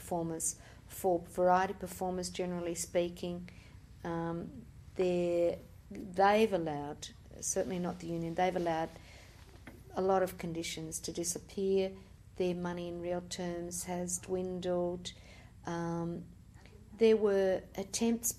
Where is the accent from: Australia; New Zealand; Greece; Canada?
Australia; we're Australian in Australia